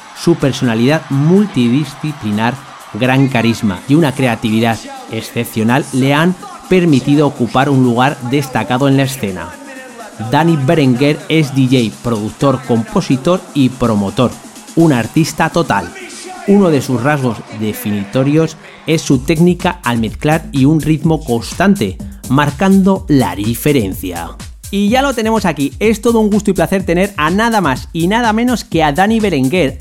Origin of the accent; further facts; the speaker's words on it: Zaragoza, Aragon, Spain; de donde soy yo, que es en Zaragoza